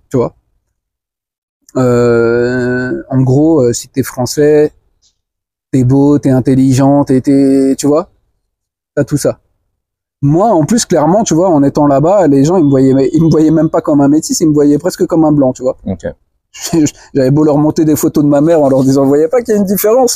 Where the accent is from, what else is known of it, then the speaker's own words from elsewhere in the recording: France; moved away as an adult; also born or lived in Guinea; alors moi, je suis né en France, hein, j'ai grandi en France, j'ai tout fait en France